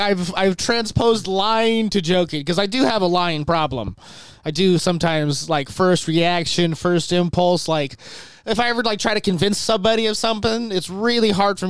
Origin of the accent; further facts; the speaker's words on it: California, United States; I grew up in California, so it's pretty boring.